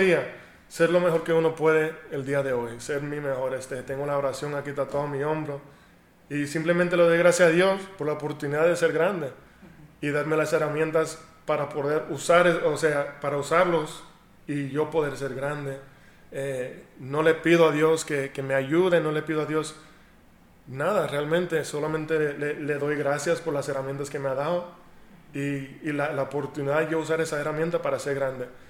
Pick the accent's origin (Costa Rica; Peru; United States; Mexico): United States; yo nací en Estados Unidos